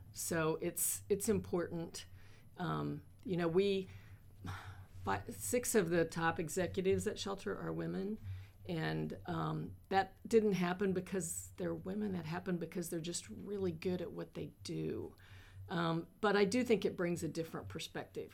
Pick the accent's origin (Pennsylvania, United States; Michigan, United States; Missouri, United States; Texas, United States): Missouri, United States; North; also born or lived in Kansas City, Missouri; now in Columbia, United States; I grew up in North Missouri on a farm